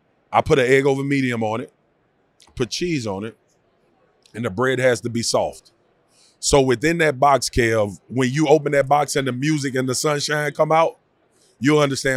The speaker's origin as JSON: {"language": "English", "region": "Louisiana", "country": "United States", "said": "I'm from Louisiana"}